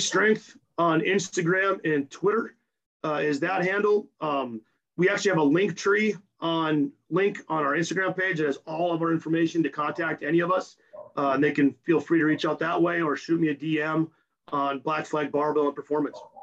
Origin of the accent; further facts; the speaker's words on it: Napoleon, North Dakota, United States; moved away; I'm from Napoleon, North Dakota, and when I told them in high school I want to be a strength coach